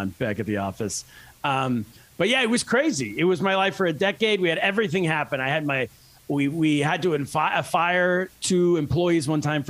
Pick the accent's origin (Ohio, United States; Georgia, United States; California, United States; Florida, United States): California, United States; moved away as an adult; also born or lived in Shanghai, China; I grew up in California